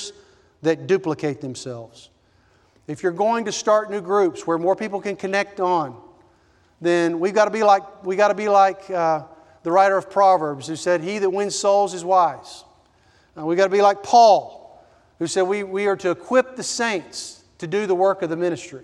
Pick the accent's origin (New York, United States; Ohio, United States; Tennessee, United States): Tennessee, United States; Nashville; I grew up in Nashville, Tennessee